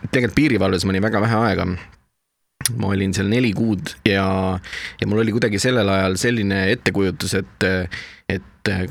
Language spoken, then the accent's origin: Estonian; South Estonia, Estonia; now in Tallinn, Estonia; ma tulin ära äh, Lõuna-Eestist Tallinnasse ja kui ma Tallinnasse ära kolisin